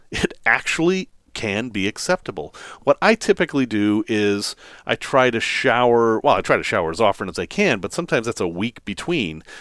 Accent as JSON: {"language": "English", "region": "Massachusetts", "country": "United States", "accent": "Massachusetts", "said": "my Massachusetts accent came back there"}